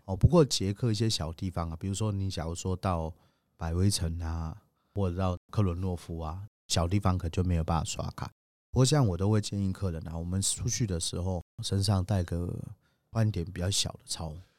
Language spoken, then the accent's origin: Chinese; Taiwan; 我们其实台湾人